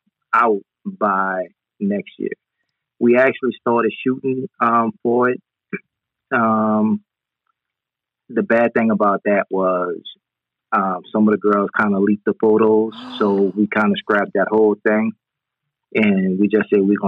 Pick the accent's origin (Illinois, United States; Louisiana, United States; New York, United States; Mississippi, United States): Louisiana, United States; New Orleans; Musically, yeah. You have some of the best musicians that come out of New Orleans.